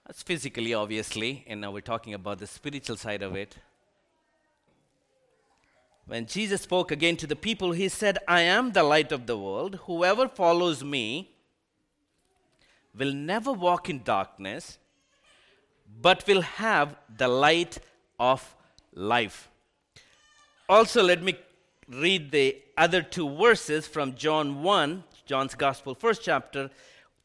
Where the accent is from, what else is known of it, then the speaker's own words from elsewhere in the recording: India; moved away as an adult; now in United States; I was born and raised in India, and I came here to the United States